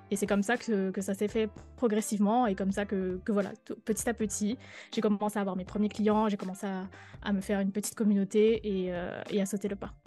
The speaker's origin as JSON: {"language": "French", "country": "Guadeloupe", "also_born_or_lived": "Paris", "moved": "yes", "said": "je suis guadeloupéenne"}